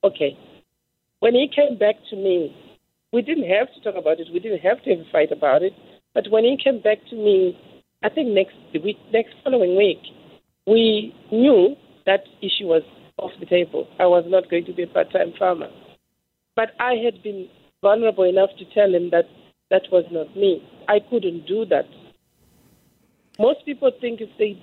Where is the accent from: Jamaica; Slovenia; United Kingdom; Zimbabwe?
Zimbabwe; I'm from Zimbabwe originally